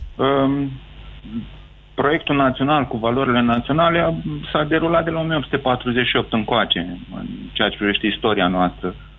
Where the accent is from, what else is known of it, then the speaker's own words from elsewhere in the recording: Romania; Suntem români deja a priori